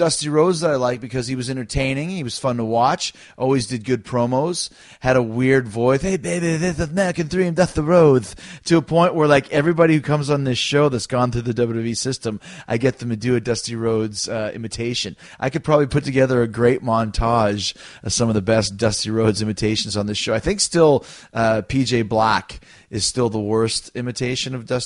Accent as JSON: {"language": "English", "town": "Winnipeg", "region": "Manitoba", "country": "Canada", "tie": "born or raised there", "said": "growing up in Canada"}